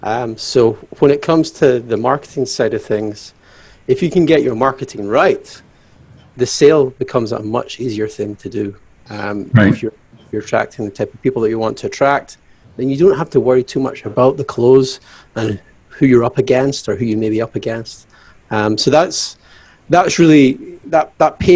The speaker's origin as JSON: {"language": "English", "town": "Glasgow", "region": "Scotland", "country": "United Kingdom", "lives_now": "Aberdeen, United Kingdom", "said": "I am from Scotland, Aberdeen, Scotland, originally Glasgow. But I'm in Aberdeen today"}